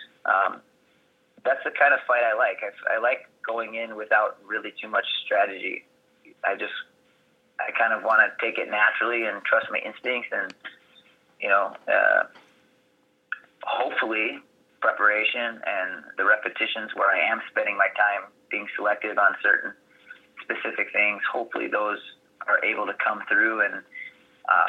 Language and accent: English; Chicago, Illinois, United States; I'm from Chicago area